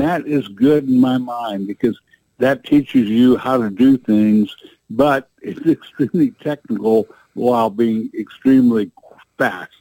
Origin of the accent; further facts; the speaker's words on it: the Ozarks, United States; we came from the Ozarks, so you know what the roads are like here